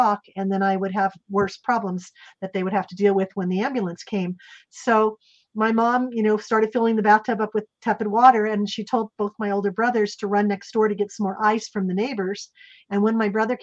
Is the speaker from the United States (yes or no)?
yes; Salem, Oregon, United States; I was raised in Salem, Oregon, and I was born there